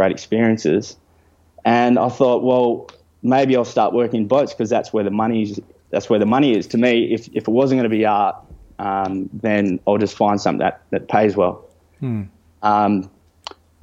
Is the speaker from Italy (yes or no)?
yes; Italy; now in Fremantle, Australia; I grew up in Italy